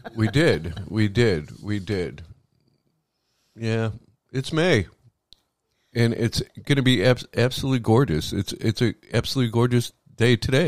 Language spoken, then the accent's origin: English; Chicago, Illinois, United States; now in Florida, United States; Growing up in Chicago in the summers, the summers were hotter than the summers here in Florida